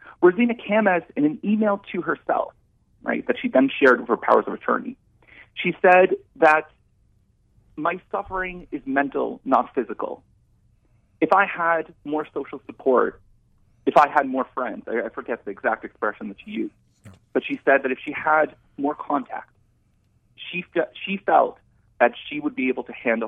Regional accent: Canada; I'm a Canadian citizen.

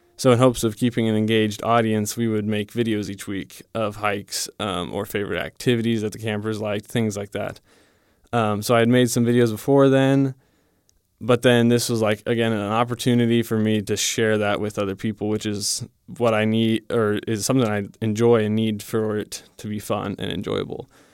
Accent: Divide, Colorado, United States; moved away; I'm from Divide, Colorado

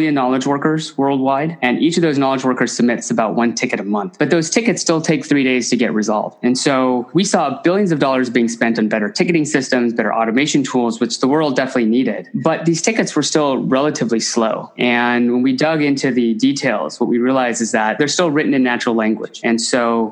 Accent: Silicon Valley, Bay Area, California, United States; I grew up in Silicon Valley here in the Bay Area.

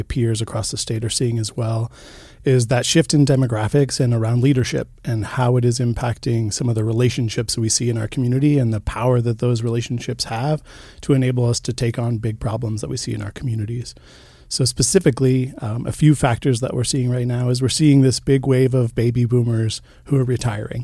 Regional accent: Boulder, Colorado, United States; now in Missoula, United States; I grew up, uh, in Boulder, Colorado, and for most of my younger years, I was raised by a single mom

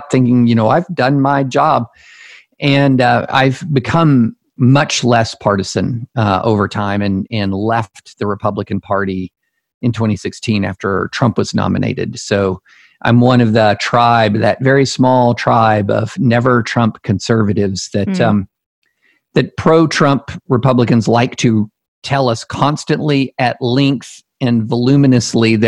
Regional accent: the South, United States; also born or lived in Alabama / Louisiana / Tennessee / Kentucky; I grew up in the South

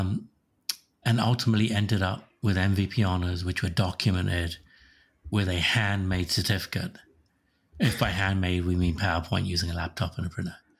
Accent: Slough, South East England, United Kingdom; now in Sammamish, United States; Slough, which is my hometown in England

